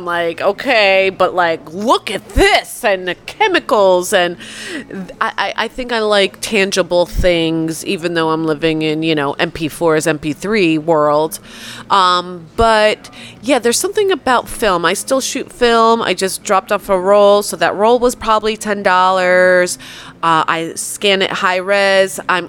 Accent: Poland; born there; and I was born in Poland

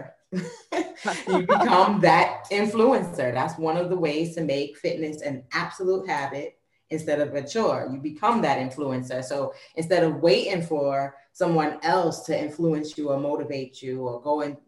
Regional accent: New York, United States; moved away; I'm from New York

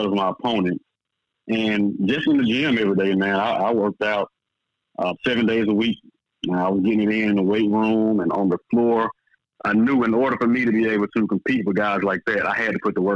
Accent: Jackson, Mississippi, United States; moved away as an adult; also born or lived in New Orleans, Louisiana / Europe; I'm from Jackson, Mississippi

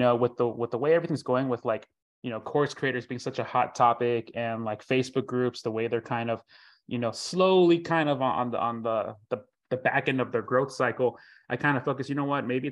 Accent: Florida, United States; I'm from Florida

